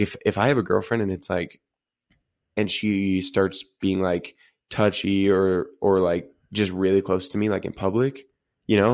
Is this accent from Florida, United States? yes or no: no; Utah, United States; we're, we're from Utah